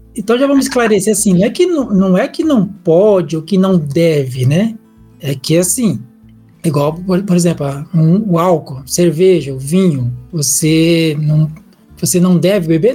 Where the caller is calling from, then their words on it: São Paulo, Brazil; eu falo de São Paulo